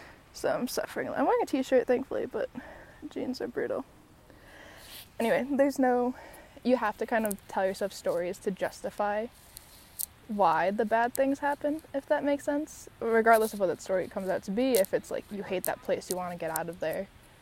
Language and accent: English; San Diego, California, United States; even though I'm from San Diego, never in my life have I ever had this